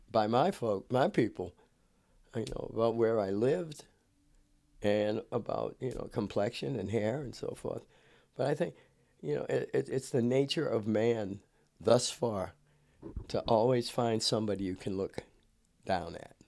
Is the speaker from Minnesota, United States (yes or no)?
no; Cambridge, Massachusetts, United States; moved away as an adult; now in California, United States; coming out of Cambridge, it, it, it, called the University City, the Republic of Cambridge